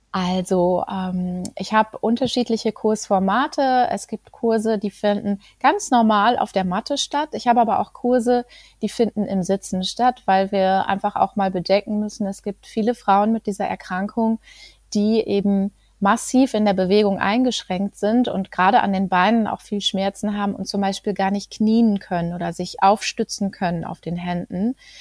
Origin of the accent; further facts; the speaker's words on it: Greven, North Rhine-Westphalia, Germany; ich komme aus Greven